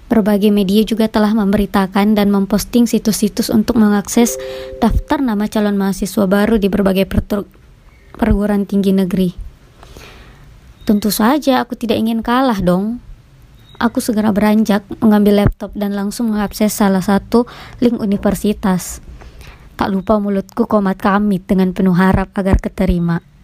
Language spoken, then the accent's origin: Indonesian; Makassar, South Sulawesi, Indonesia; born there; Aku ingin keluar dari kota kelahiranku sendiri, yaitu kota Makassar